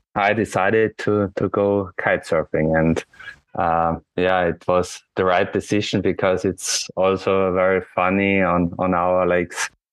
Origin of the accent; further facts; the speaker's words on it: Austria; from Austria